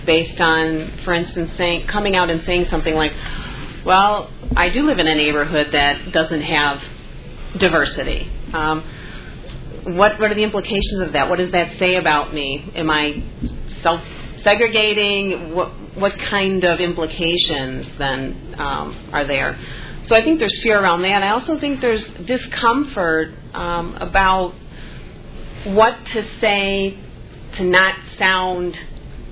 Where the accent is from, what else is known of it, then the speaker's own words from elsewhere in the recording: Chicago, Illinois, United States; I grew up in the South Side